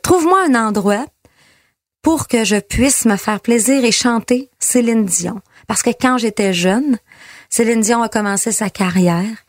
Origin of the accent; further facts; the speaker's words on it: Girardville, Quebec, Canada; je viens de Girardville, petit village juste à côté